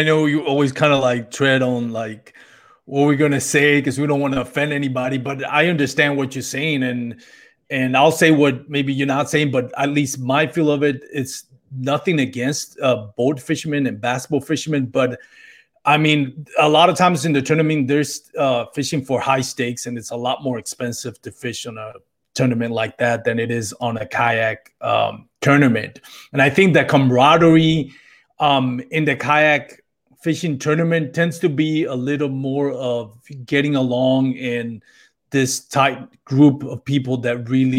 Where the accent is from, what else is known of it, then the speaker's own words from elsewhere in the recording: Puerto Rico; now in Texas, United States; I moved from Puerto Rico about 10 years ago, and it's slowly creeping in. And hey, no shame on it, man. I love Texas.